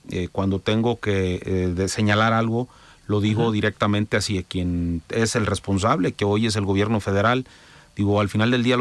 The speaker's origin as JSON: {"language": "Spanish", "country": "Mexico", "said": "Todos somos mexicanos"}